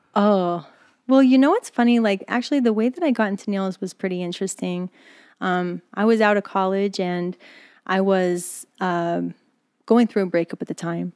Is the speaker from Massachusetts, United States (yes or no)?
no; East Stroudsburg, Pennsylvania, United States; moved away; also born or lived in New York; I'm born in Poconos, Pennsylvania, born in East Shrewsbury.